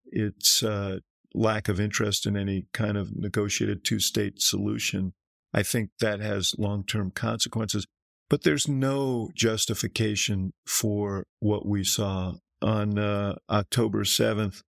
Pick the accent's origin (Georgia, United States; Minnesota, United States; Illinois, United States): Illinois, United States; Chicago; I'm from Chicago